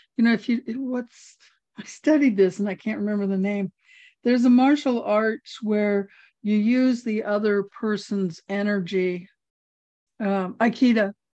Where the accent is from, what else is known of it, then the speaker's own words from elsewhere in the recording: Hawaii, United States; I'm from Hawaii